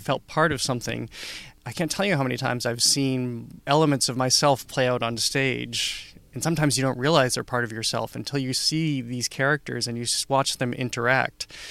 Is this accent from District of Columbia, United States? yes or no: no; Upton, Massachusetts, United States; I grew up in Upton, Massachusetts